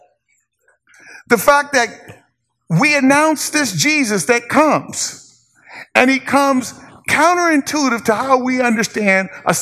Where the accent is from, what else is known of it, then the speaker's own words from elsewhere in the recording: Inglewood, California, United States; moved away as an adult; also born or lived in Corvallis, Oregon; I grew up in Inglewood. Inglewood was 99.9% African American